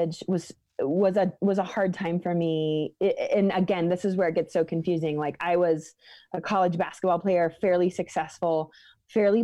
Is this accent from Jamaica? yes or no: no; the Northwest, Pacific Northwest, United States; moved away as an adult; now in Colorado, United States; the Northwest, which is where I grew up